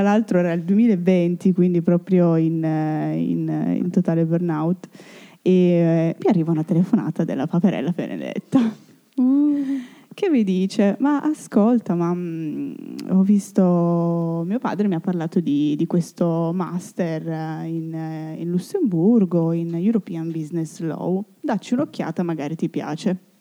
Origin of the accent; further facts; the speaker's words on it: Italy; also born or lived in Turin; il mio paese, la mia, la mia, patria